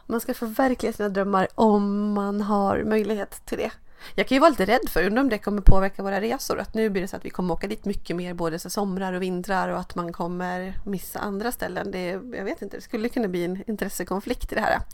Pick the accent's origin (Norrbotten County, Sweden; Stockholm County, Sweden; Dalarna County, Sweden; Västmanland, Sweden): Dalarna County, Sweden; jag är ju uppvuxen i Dalarna